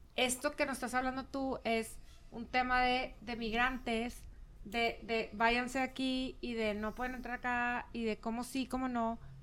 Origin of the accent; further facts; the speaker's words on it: Chihuahua, Mexico; now in Monterrey, Mexico; yo soy de Chihuahua, tu, tu familia también y terminamos en Monterrey las dos